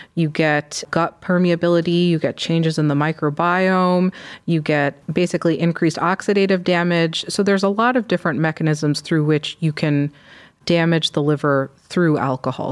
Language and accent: English; Michigan, United States; moved away as an adult; also born or lived in Chicago; now in Cleveland, United States; I'm from Michigan